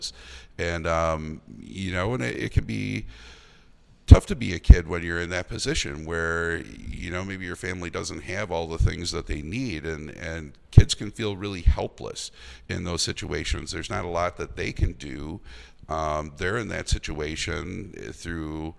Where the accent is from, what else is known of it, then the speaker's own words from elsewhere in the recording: Eau Claire, Wisconsin, United States; growing up in Eau Claire